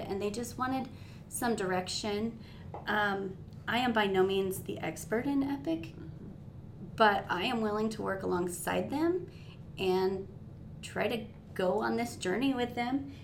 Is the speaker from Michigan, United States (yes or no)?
no; northern Nevada, United States; I was born and raised here in Nevada, northern Nevada.